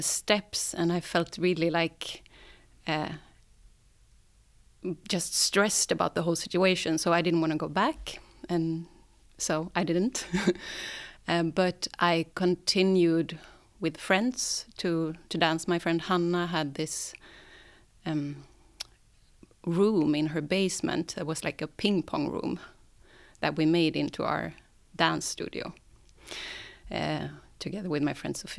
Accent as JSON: {"language": "English", "town": "Sandviken", "region": "Gävleborg County", "country": "Sweden", "moved": "yes", "lives_now": "Stockholm, Sweden", "said": "I come from Sandviken. It's a small town a bit up north from Stockholm. And I live in Stockholm now"}